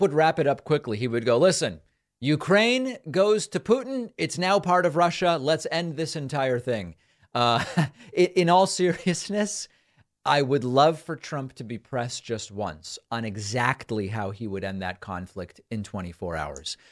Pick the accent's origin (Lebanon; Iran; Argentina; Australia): Argentina; now in United States; I was born in Argentina, moved to the U.S., Hispanic immigrant